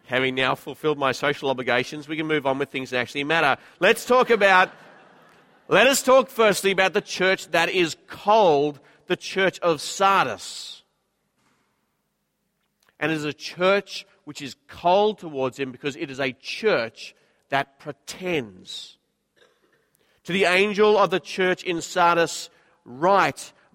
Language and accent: English; Queensland, Australia; now in Sydney, Australia; I'm a Queenslander